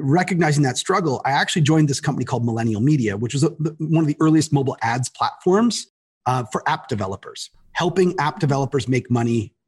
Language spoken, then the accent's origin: English; Toronto, Ontario, Canada; moved away as an adult; now in United States; I'm from Toronto. And then I moved down here to work at Verizon Wireless.